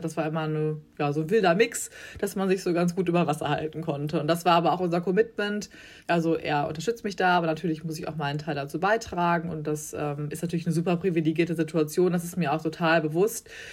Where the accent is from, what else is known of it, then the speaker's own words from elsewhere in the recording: Bielefeld, North Rhine-Westphalia, Germany; moved away as an adult; now in Hamburg, Germany; aufgewachsen bin ich aber in Bielefeld ein beschauliches äh, Städtchen in Nordrhein-Westfalen.